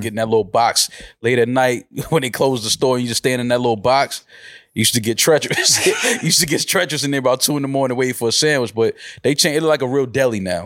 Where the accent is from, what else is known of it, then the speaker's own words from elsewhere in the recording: New York, United States; moved away; I'm from New York